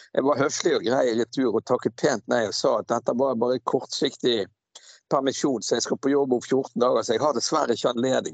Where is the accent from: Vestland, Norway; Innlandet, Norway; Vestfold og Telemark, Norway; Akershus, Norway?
Vestland, Norway; Bergen; moved away as an adult; now in Askøy, Norway; jeg kommer fra Laksevåg